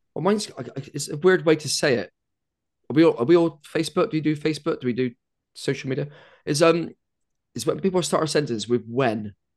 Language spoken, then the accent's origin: English; United Kingdom; being British